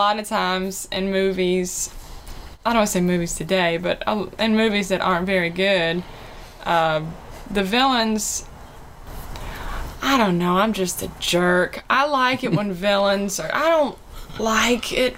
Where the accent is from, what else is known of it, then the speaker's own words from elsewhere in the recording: Biloxi, Mississippi, United States; moved away; also born or lived in Gulfport, Mississippi; I'm from Biloxi in Gulfport, Mississippi.